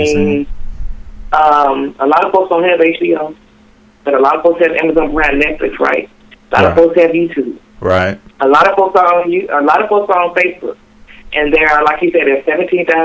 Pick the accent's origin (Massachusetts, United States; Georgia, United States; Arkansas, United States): Arkansas, United States; Little Rock; also born or lived in Tampa, Florida / Dallas, Texas; I'm born and raised in Little Rock, Arkansas. Lived in Tampa for 3 years, lived in Dallas for a year.